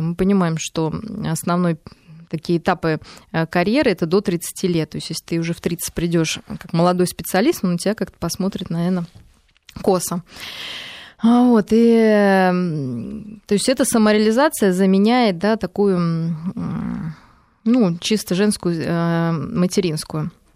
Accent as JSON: {"language": "Russian", "region": "Moscow", "country": "Russia", "said": "мы даже, ну, москвичи, россияне"}